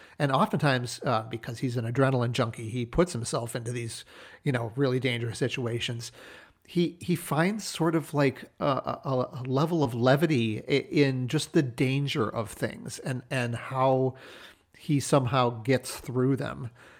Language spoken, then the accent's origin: English; New Hampshire, United States; that setting is the house that I grew up in New Hampshire, including the barn where my parents had an antique business for a number of years.